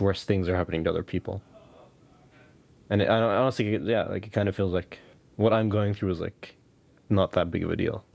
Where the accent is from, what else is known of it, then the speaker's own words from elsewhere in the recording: West Bank, Palestine; moved away; just growing up in the West Bank and growing up under occupation, just growing up in Palestine in general